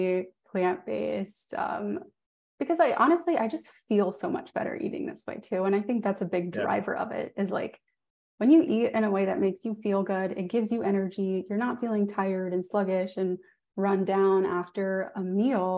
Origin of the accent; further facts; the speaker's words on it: New Orleans, Louisiana, United States; I'm from New Orleans